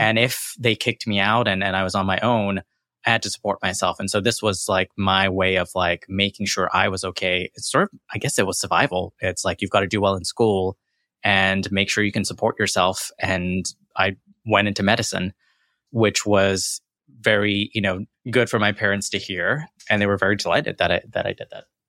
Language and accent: English; Corsicana, Texas, United States; accent: American; also born or lived in London / Jackson, Mississippi; now in Houston, United States; my formative years were in Corsicana, Texas